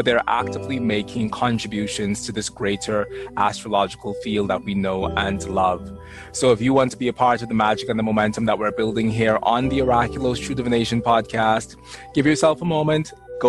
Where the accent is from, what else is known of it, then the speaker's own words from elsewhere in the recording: Bahamas; accent: Bahamian Jamaican; people don't believe me when I say that I'm from the Bahamas because they expect for me to have an accent that's quite different from the one that I have.